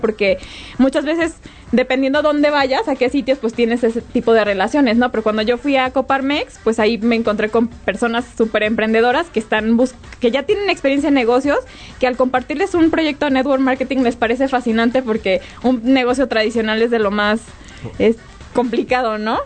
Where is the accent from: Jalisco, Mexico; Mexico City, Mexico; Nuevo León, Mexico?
Jalisco, Mexico; Guadalajara; now in Querétaro, Mexico; yo estoy aquí, yo soy de Guadalajara